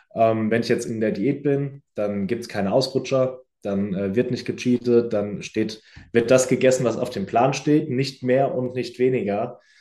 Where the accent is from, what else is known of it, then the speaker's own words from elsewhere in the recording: near Frankfurt, Hesse, Germany; moved away as an adult; now in Düsseldorf, Germany; ich komme ja ursprünglich aus der Nähe von Frankfurt